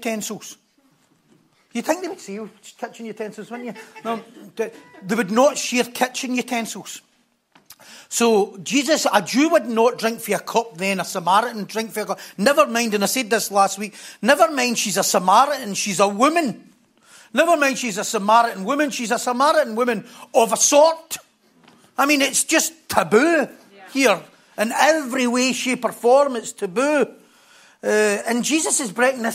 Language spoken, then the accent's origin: English; North Lanarkshire, Scotland, United Kingdom; we're from North Lanarkshire